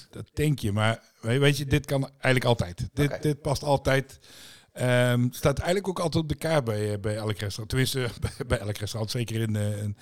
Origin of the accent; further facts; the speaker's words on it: Tilburg, North Brabant, Netherlands; ik kom uit Tilburg.